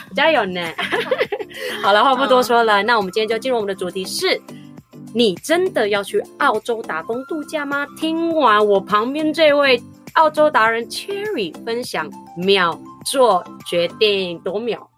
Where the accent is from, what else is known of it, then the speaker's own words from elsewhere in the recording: Philippines; 我自己身为菲律宾人